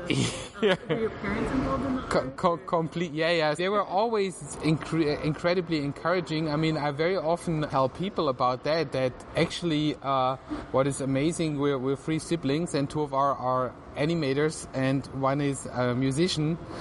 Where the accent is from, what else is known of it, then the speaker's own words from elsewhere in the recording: Tübingen, Baden-Württemberg, Germany; I grew up in uh, Tübingen, which is a, a, kind of like a university town, medieval university town near to Stuttgart in southern Germany.